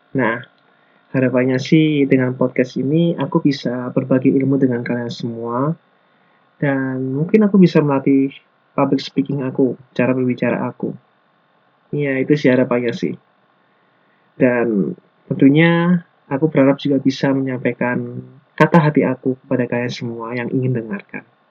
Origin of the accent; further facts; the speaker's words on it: Lumajang, East Java, Indonesia; moved away as an adult; now in Malang, Indonesia; Asal aku dari kota Lumajang, tapi sekarang ini aku lagi menetap di Malang